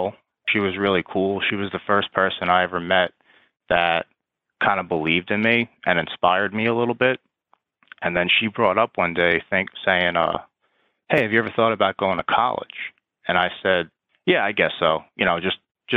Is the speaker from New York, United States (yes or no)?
yes; Long Island, New York, United States; moved away as an adult; now in Washington, D.C., United States; still fairly close to my hometown in Long Island, New York